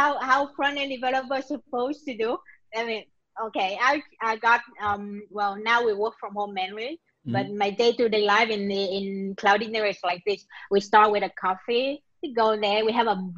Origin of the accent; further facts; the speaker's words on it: Vietnam; moved away as an adult; now in Israel; I'm currently living in Israel. I'm originally from Vietnam. I've been living here for about 10 years or more.